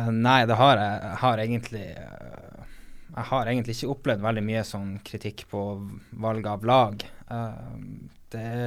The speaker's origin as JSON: {"language": "Norwegian", "town": "Harstad", "region": "Northern Norway", "country": "Norway", "said": "Jeg er jo nordlending"}